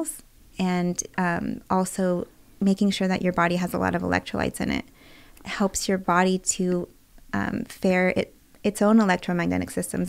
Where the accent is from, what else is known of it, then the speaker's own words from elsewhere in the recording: Bay Area, California, United States; also born or lived in rural Oregon; now in Los Angeles, United States; I'm from the Bay Area